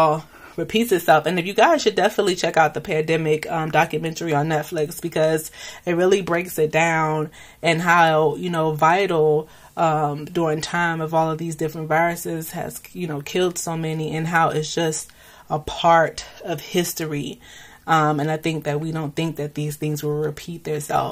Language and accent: English; United States; Being in the U.S. and being American